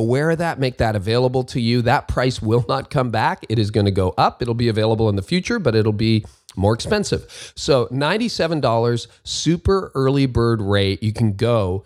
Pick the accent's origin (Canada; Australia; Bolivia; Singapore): Canada; in Canada, my home country